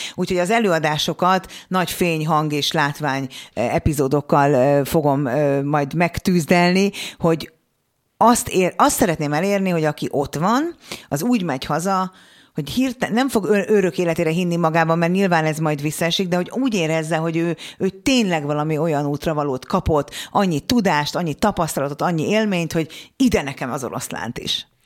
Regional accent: Hungary; mi a földrajzilag úgy szocializálódunk, hogy ne lók ki a sorból, ne dumálj bele, ne hallasd a hangod, maradj a tömegben, mert abból baj nem lehet. Biztonsági játékra nevelnek minket, én is így nevelkedtem.

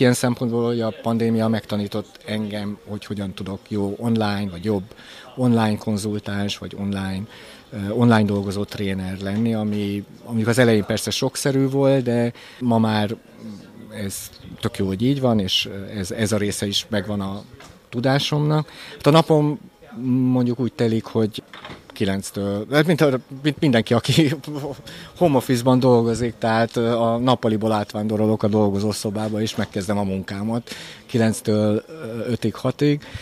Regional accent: Hungary; moved away; én Kelet-Európából jöttem, és Kelet-Európa amikor én Magyarországon újságíró voltam

